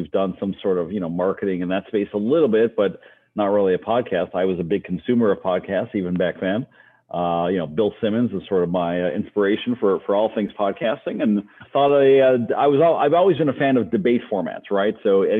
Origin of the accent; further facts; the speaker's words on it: Montreal, Quebec, Canada; moved away as an adult; now in Chicago, United States; I grew up in Canada, actually, Montreal, and spent the first part of my life there, went to college there. To McGill University.